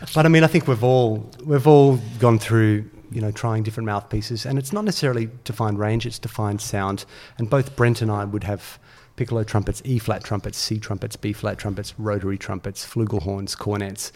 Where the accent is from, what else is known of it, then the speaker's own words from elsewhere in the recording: Australia; as a young player growing up in Australia